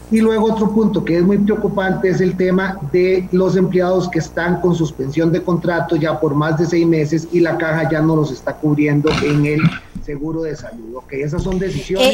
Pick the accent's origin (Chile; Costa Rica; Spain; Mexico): Costa Rica; como costarricenses